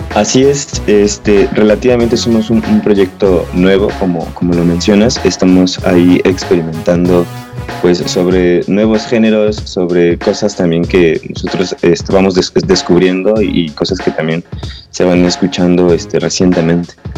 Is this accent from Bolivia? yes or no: no; Toluca, State of Mexico, Mexico; Somos de aquí de Toluca